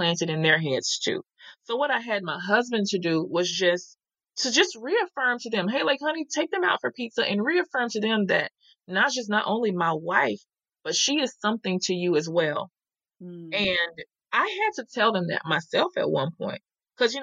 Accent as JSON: {"language": "English", "region": "the South", "country": "United States", "said": "I'm from the South"}